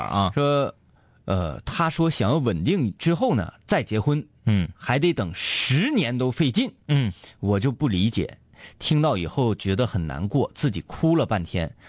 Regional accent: Baishan, Jilin, China; 在我老家，嗯。啊，呃，白山湾沟，那就矿里

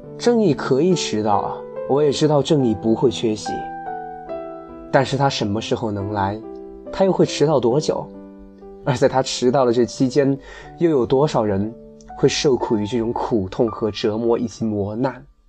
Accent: China; 我们中国人

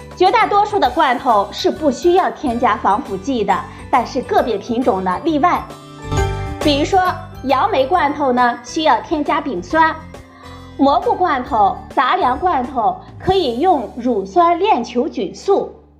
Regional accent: China; 我们中国人

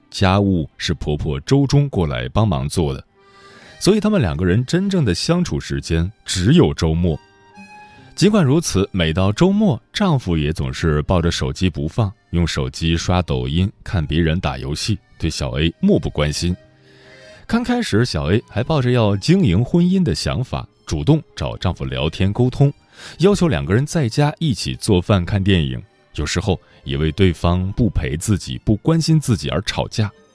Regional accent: China; 我们中国人

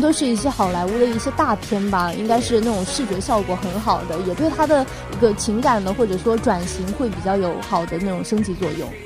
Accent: China; 我们中国人

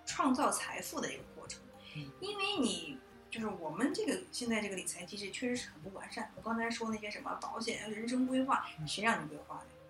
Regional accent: China; 就好像我们中国人是不是从古到今都喜欢比较感性的看问题

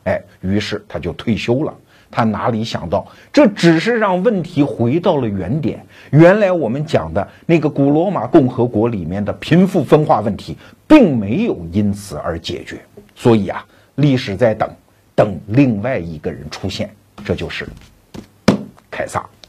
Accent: China; 我们中国人

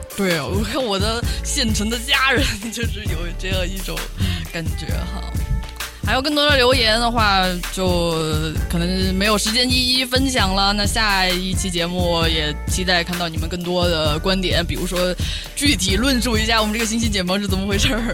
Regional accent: Pengzhou, Sichuan, China; moved away; 大家都知道我的老家是彭州

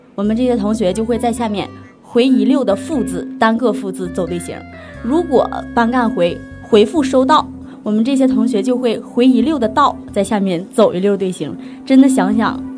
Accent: Harbin, Heilongjiang, China; 作为一个哈尔滨人

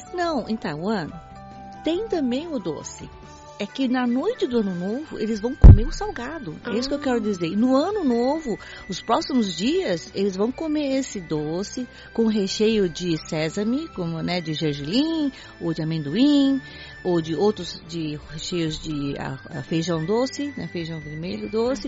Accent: Brazil; now in China; crescendo no Brasil, no meio dos chineses

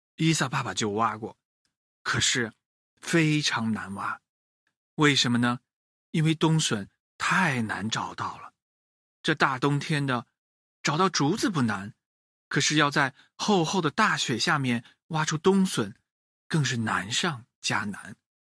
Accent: China; 孝顺一直是我们中国人的传统美德

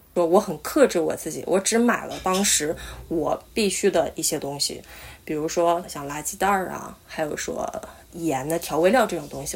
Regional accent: Liaoning, China; moved away as an adult; now in Kobe, Japan; 我是辽宁人，现在在日本神户读本科，正在准备考研

